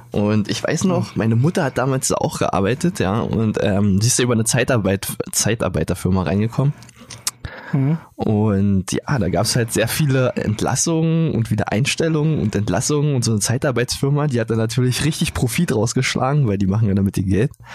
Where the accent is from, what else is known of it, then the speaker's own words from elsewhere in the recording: Brandenburg, Germany; bei uns in Brandenburg